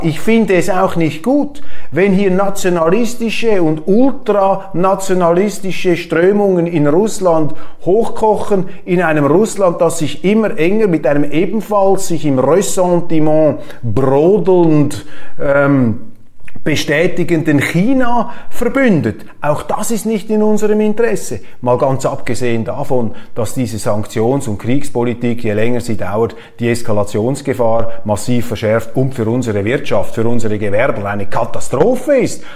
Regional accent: Switzerland; als Schweizer

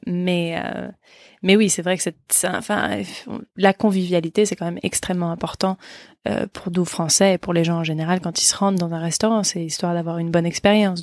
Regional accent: France; en tant que Français, nous

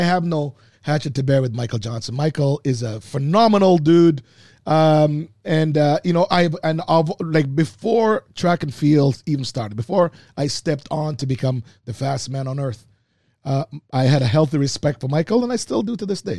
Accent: Oakville, Ontario, Canada; I grew up in Oakville

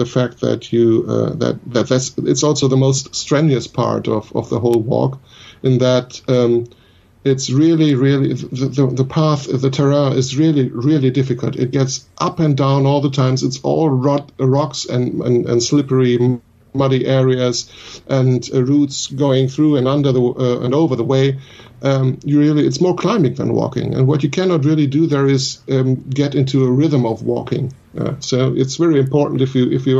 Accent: Germany; my home country. We have lots of beautiful walking areas here in Germany

